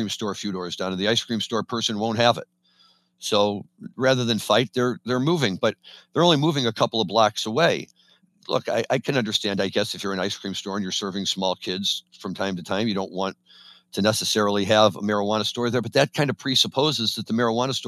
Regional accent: Missouri, United States; now in Chicago, United States; Missouri's my home state

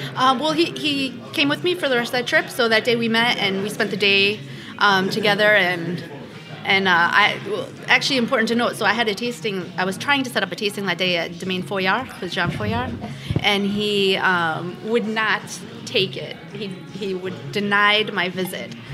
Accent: Connecticut, United States; moved away as an adult; also born or lived in New York; now in Beaujolais, France; currently living in Beaujolais, but I was born and raised in Connecticut

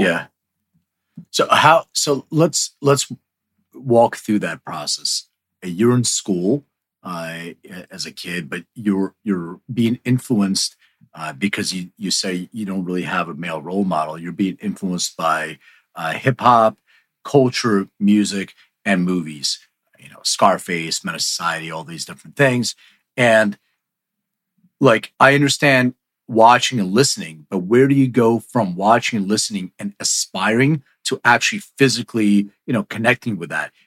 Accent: Philadelphia, Pennsylvania, United States; now in Los Angeles, United States; I'm from Philly. I live in LA, but I, I was raised in Philly

